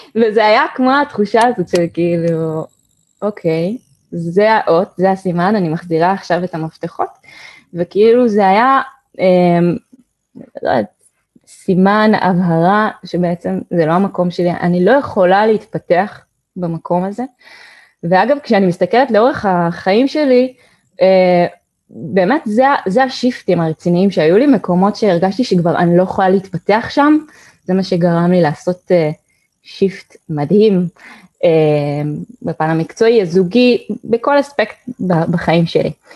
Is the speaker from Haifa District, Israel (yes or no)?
yes; Haifa, Haifa District, Israel; אני ככה ילידת חיפה